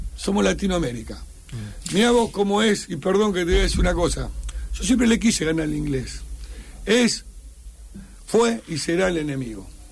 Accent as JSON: {"language": "Spanish", "country": "Argentina"}